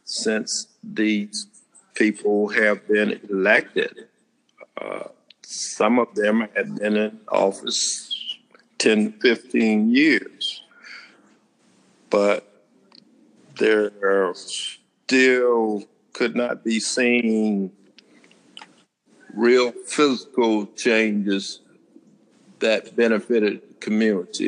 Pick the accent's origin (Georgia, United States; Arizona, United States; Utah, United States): Georgia, United States; Brunswick; I was born in Brunswick, Georgia. Graduate of Risley High School